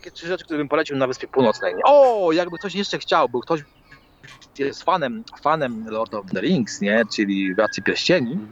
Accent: Poland; accent: Polish mixed with Irish (Dublin); No, i w tej chwili mój akcent, który tutaj się zwieszał, polski akcent z irlandzkim, mhm. no to sprawia, sprawia ludzi w pezeku totalnie.

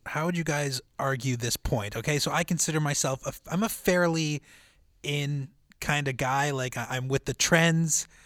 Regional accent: Winnipeg, Manitoba, Canada; born and raised in Winnipeg my whole life

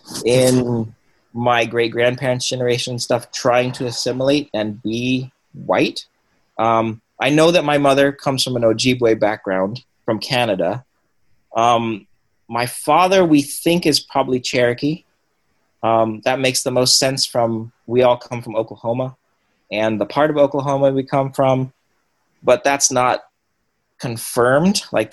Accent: Cambodia; now in United States; And then growing up in Cambodia and then in Asian communities and growing up speaking Cambodian and Vietnamese, I don't speak Vietnamese anymore. It was like weird. It was like, I don't know what I am really.

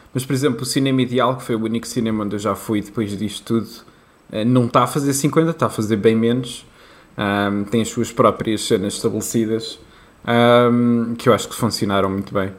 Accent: Leiria, Centro, Portugal; eu sou de Leiria

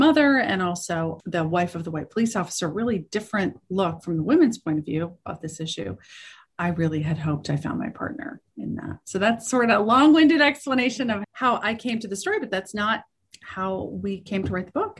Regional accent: Pittsburgh, Pennsylvania, United States; moved away; I grew up in Pittsburgh, where I've returned to now.

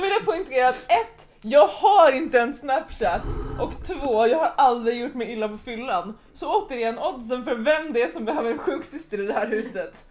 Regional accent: Sweden; jag är från Sverige, jag är 16 år, jag är student

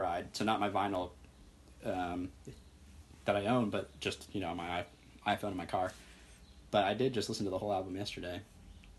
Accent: Indianapolis, Indiana, United States; also born or lived in Seattle, Washington; now in St. Louis, United States; I grew up in the Indianapolis area

